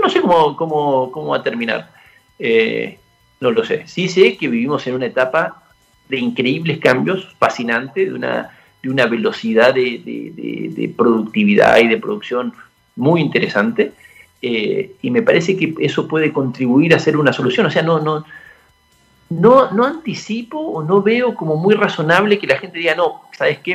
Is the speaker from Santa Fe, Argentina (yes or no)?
no; San Carlos de Bariloche, Río Negro, Argentina; moved away; yo crecí en Bariloche